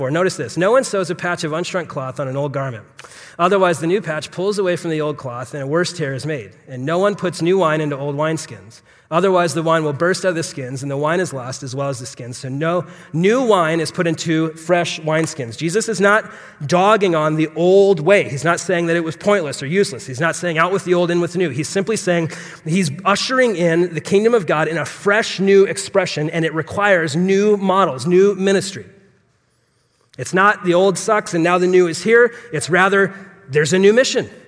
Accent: Phoenix, Arizona, United States; So I was, I'm born and raised in Phoenix, so I'm a native.

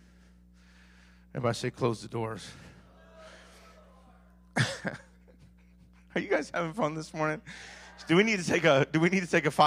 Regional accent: Maui, Hawaii, United States; I grew up in Maui my whole life

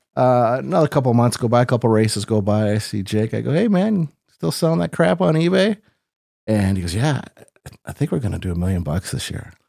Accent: Rock Falls, Illinois, United States; I was born in Sterling Rock Falls. I, I've lived here all my life. Uh, went to Rock Falls High School

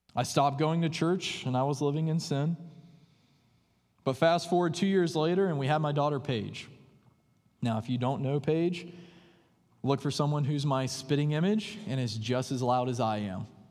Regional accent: the buckle of the Bible Belt, the South, United States; moved away; I grew up in what is known as the buckle of the Bible Belt

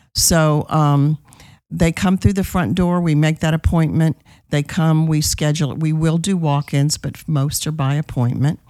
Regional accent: New Orleans, Louisiana, United States; moved away as an adult; now in Texas, United States; I am from New Orleans, Louisiana

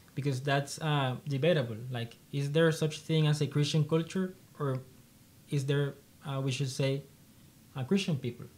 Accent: Colombia; also born or lived in Honduras; I am uh, one of three siblings, and um, I'm from Colombia.

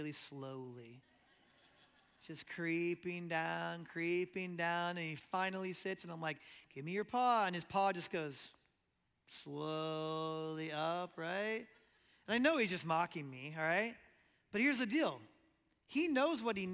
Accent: Omaha, Nebraska, United States; moved away as an adult; now in Lexington, United States; And one day we were in Omaha, Nebraska, in my hometown.

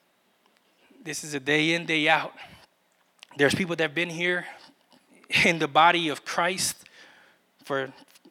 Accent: New York City, New York, United States; moved away; I was from Brooklyn

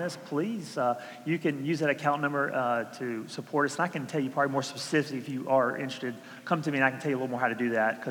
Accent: Georgia, United States; moved away; I'm from Georgia. I barely learned English

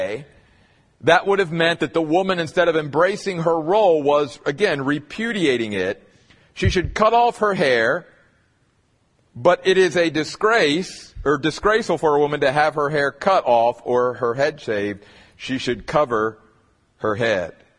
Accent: Eastern United States, United States; moved away; I grew up in the Church of the Brethren back east

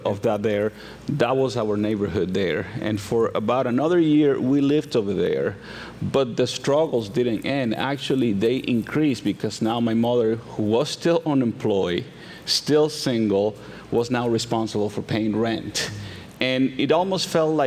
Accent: Santo Domingo, Dominican Republic; moved away; I am originally from the Dominican Republic, and I was born to a single teenage mother. And when I was about a toddler, 3, 4, my mother wanted to pursue better opportunities for us. And she thought that the big city, the capital, was where those opportunities were going to come from. So she took me and we migrated to Santo Domingo.

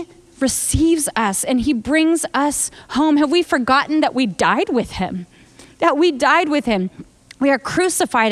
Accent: United States; I'm American

